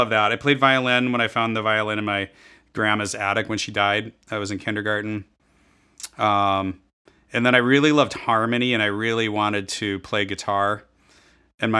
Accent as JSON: {"language": "English", "region": "Minnesota", "country": "United States", "tie": "born or raised there", "also_born_or_lived": "Iowa", "said": "I grew up in Minnesota"}